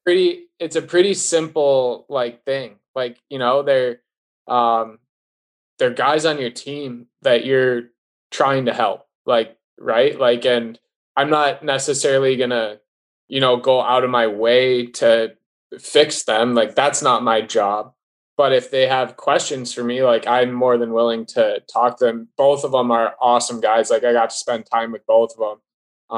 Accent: Wisconsin, United States; growing up in Wisconsin, like watching Brian Elliott

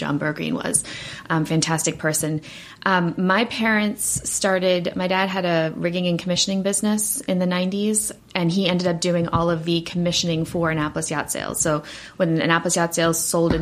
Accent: South Africa; moved away; we're originally from South Africa, my family

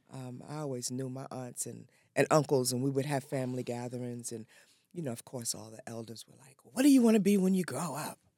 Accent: New York City, New York, United States; I'm originally from New York.

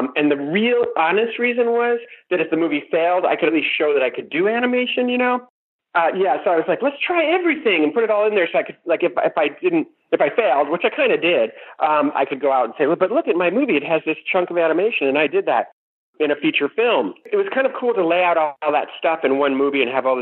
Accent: Greenwich, Connecticut, United States; moved away as an adult; I grew up in Greenwich, Connecticut until I was 18.

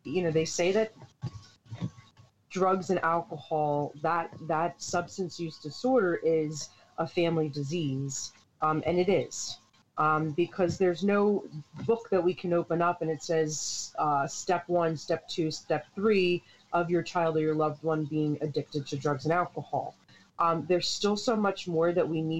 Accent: Hightstown, New Jersey, United States; also born or lived in East Windsor; From central New Jersey, born and raised in Hightstown.

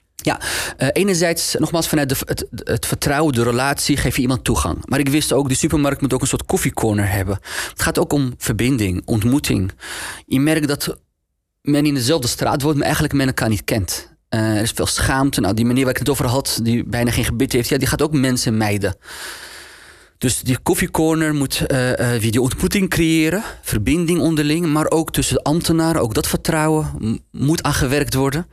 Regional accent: Amsterdam, North Holland, Netherlands; Hoe kom ik nou uit Nieuw-West, uit Geuzenveld, naar die hogeschool

